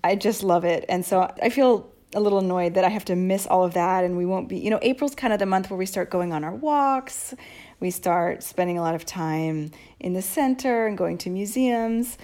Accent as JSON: {"language": "English", "town": "Seattle", "region": "Washington", "country": "United States", "also_born_or_lived": "Boston", "moved": "as an adult", "lives_now": "Rome, Italy", "said": "I moved from Seattle to Boston at eighteen for college. And I never moved back to Seattle"}